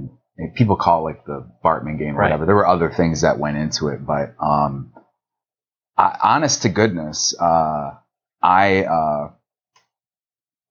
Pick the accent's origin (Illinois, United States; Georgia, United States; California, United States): Illinois, United States; Vernon Hills; I grew up in Vernon Hills, Illinois, which is a town where they built the mall first and the home second